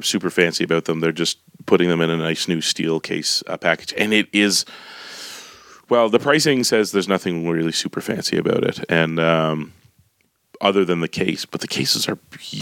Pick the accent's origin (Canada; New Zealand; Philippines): Canada; Calgary, Alberta; moved away; I grew up in Calgary, so the family's here